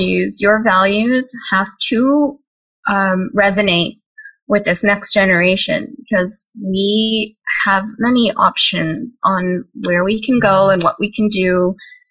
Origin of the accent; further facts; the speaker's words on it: Hyderabad, Telangana, India; now in United States; when I was growing up in Hyderabad